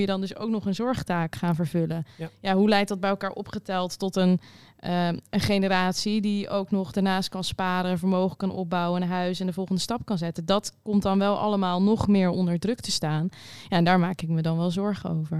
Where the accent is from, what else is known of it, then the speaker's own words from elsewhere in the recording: Rotterdam, South Holland, Netherlands; ik kom uit Rotterdam, daar woon ik